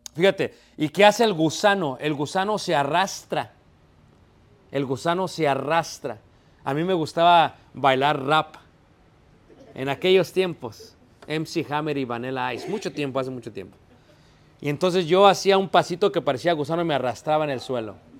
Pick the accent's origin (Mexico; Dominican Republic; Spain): Mexico; Mexico City; now in Elgin, United States; somos de Ciudad de México